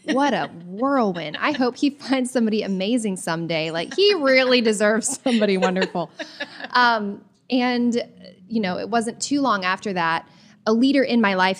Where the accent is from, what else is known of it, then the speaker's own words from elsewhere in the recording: the South, United States; So I grew up in the South, mm-hmm. and, you know, rules and protocols are very important in my family.